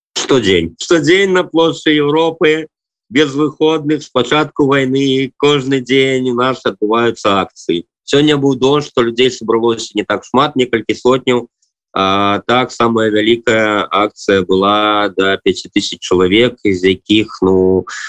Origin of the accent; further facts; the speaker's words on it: Belarus; now in Batumi, Georgia; мы беларусы